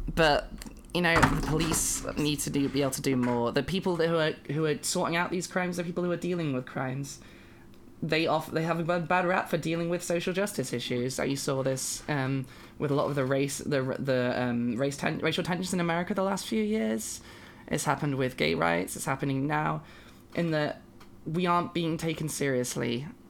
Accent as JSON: {"language": "English", "country": "United Kingdom", "said": "I am a British binary trans woman person"}